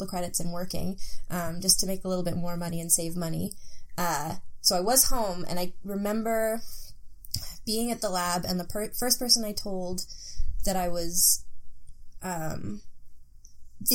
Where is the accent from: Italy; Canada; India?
Canada; Langley, British Columbia; moved away as an adult; now in Halifax, Canada; I'm originally from Langley, BC, and I lived there until I moved here to Halifax